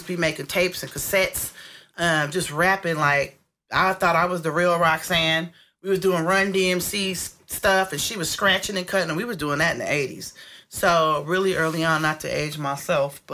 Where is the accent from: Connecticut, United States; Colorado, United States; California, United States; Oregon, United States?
California, United States; Berkeley; I was living in Berkeley, born and raised to a Native American mother